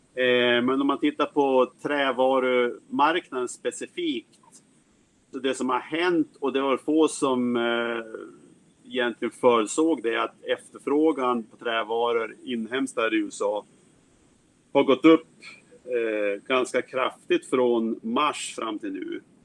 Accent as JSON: {"language": "Swedish", "town": "Härnösand", "region": "Västernorrland County", "country": "Sweden", "tie": "born or raised there", "moved": "as an adult", "lives_now": "United States", "said": "Jag kommer från Härnösand där jag växte upp"}